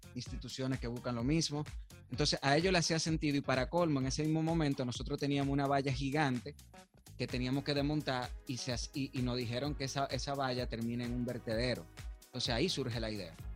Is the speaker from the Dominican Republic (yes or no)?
yes; Dominican Republic; somos nosotros a veces como dominicanos